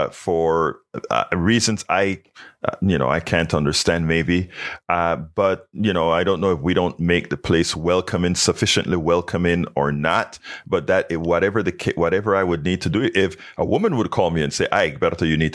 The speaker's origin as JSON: {"language": "English", "country": "Panama", "moved": "yes", "lives_now": "United States", "said": "from the time I came from Panama, before in Panama"}